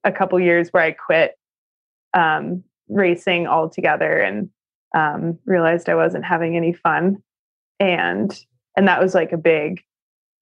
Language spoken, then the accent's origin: English; Albuquerque, New Mexico, United States; I grew up in Albuquerque, New Mexico